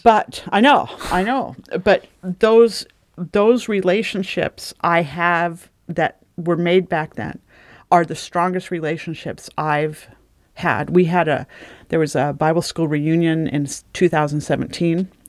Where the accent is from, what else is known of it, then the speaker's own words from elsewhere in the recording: Oregon, United States; also born or lived in California; we moved from California up to Oregon